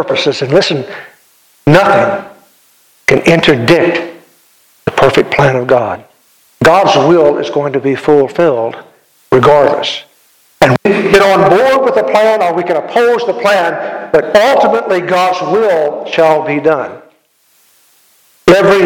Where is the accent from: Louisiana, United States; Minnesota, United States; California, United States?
Louisiana, United States; Ascension Parish; When I was growing up, I was from Ascension Parish in Louisiana